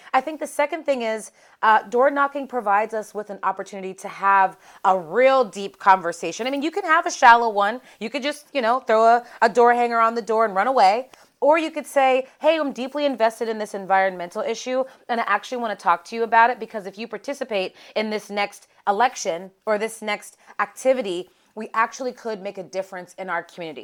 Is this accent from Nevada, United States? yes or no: no; Pittsburgh, Pennsylvania, United States; So I'm from Pittsburgh, Pennsylvania. And so growing up, in a Rust Belt town